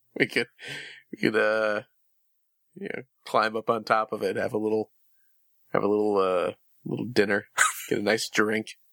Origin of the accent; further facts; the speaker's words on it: Chicago, Illinois, United States; I'm from the Chicagoland area